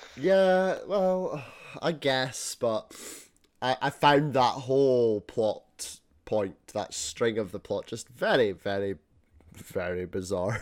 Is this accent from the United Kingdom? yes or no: yes; Scotland, United Kingdom; being Scottish